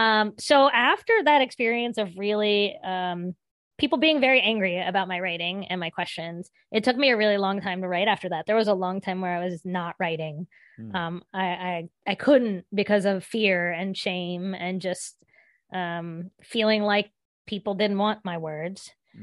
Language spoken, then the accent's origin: English; Appalachia, United States; about what it would look like to put these stories on the page and to try to render this experience of growing up in Appalachia.